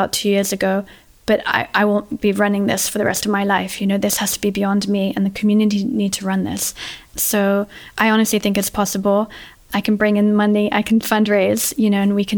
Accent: London, United Kingdom; moved away as an adult; also born or lived in Sierra Leone; now in Namibia; I was born and raised in London, but both of my parents are Brazilian. And I grew up in an international environment in London, went to international school.

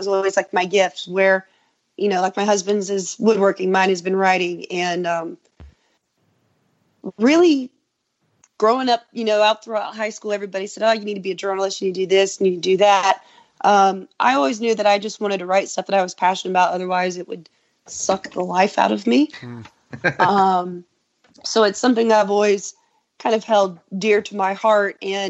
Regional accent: Sweeney, Texas, United States; born there; also born or lived in Lubbock; I lived, was born in Sweeney, and then I lived in Lubbock for a few years.

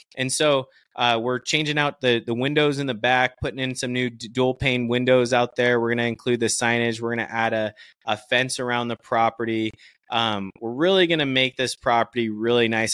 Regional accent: Stone Mountain, Georgia, United States; moved away as an adult; also born or lived in Kentucky; now in Phoenix, United States; I grew up actually in Atlanta, Georgia, in a little place called Stone Mountain, Georgia

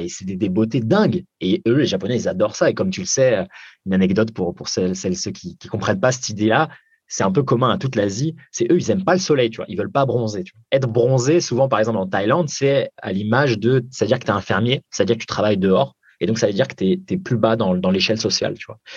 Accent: France; moved away as an adult; also born or lived in Japan; même si j'ai été élevé en France

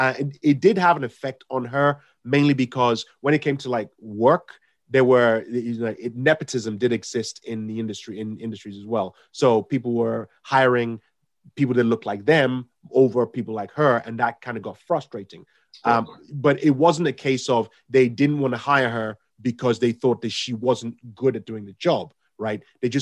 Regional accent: London, United Kingdom; I grew up in South London when I came here

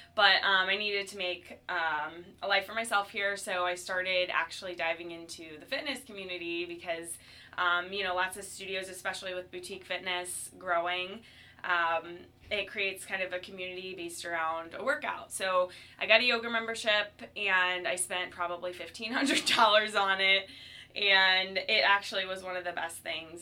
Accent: Cleveland, Ohio, United States; also born or lived in Chicago; now in St. Louis, United States; I came to St. Louis by means of Chicago. I was born in Cleveland

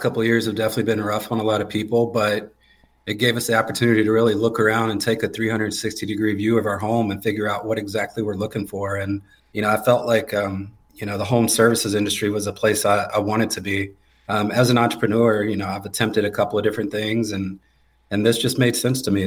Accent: Garner, North Carolina, United States; born and raised just outside of Raleigh in Garner, North Carolina

